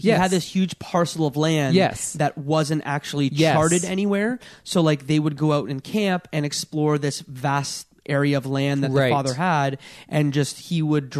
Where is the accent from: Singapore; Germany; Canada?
Canada; We're Canadian.